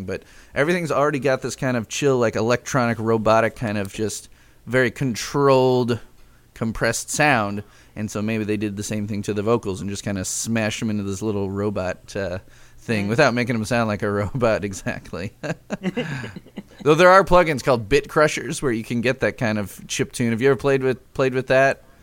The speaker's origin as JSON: {"language": "English", "town": "Chicago", "region": "Illinois", "country": "United States", "tie": "born or raised there", "moved": "yes", "lives_now": "Lafayette, United States", "said": "I grew up in Chicago"}